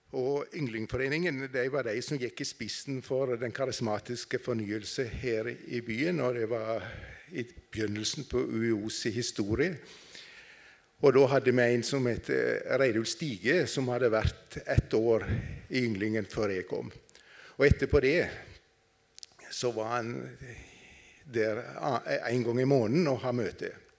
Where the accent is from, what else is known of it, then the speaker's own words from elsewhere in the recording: Nissedal, Telemark, Norway; moved away; jeg kommer fra Telemark, Nissedal. Det hører vel kanskje de fleste